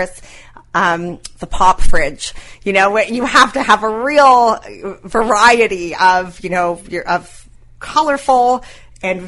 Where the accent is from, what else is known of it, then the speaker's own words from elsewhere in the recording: Toronto, Ontario, Canada; moved away as an adult; also born or lived in New York; now in St. John's, Canada; I grew up in Toronto. I went to New York, and I had gone from New York to St. John's